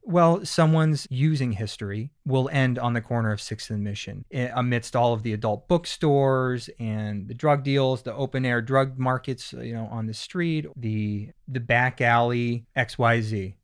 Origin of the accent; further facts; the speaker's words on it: Pennsylvania, United States; moved away; I'm from Pennsylvania, and we kinda had this East Coast vibe thing going on